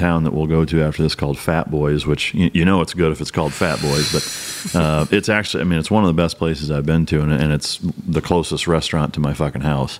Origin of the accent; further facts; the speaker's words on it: Iowa, United States; moved away as an adult; now in Texas, United States; I grew up in Iowa